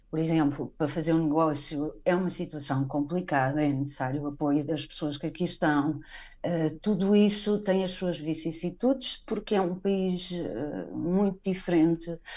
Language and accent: Portuguese; Portugal; moved away as an adult; also born or lived in Badajoz, Spain; now in León, Mexico; Sim, eu estive a viver uh, em Espanha, também pela crise, digamos assim, de 2008, eu uhum. saí em 2012 de Portugal.